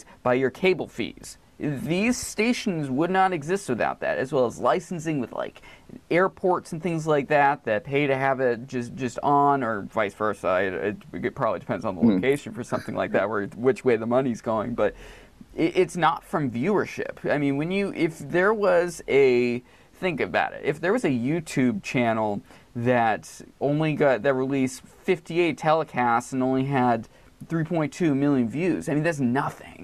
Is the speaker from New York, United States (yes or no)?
no; Maine, United States; I grew up in Maine